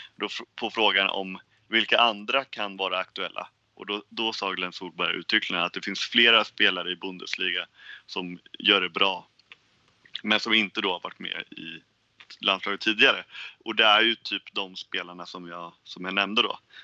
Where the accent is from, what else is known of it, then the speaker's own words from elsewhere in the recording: Sweden; vi som svenskar